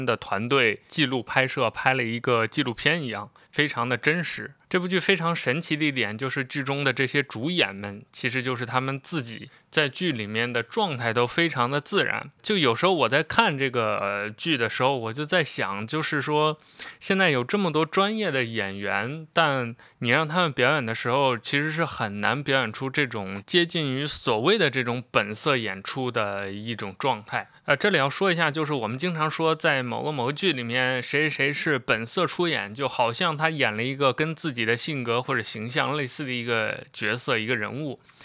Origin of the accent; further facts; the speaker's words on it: Xi'an, Shaanxi, China; 我是一个西安人，但又不是那么西安的西安人。就我出生地并不是西安，但之后就，很长时间在西安生活，所以我的故乡认同就是西安